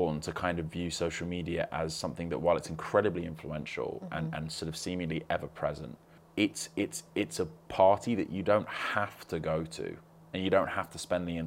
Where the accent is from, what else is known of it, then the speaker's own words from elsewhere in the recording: London, United Kingdom; I grew up in West London